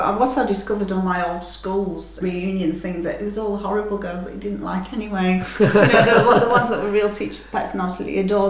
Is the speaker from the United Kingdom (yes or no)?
yes; England, United Kingdom; now in Germany; the hospitality and friendship that I encountered in Germany as an English girl was unbelievable.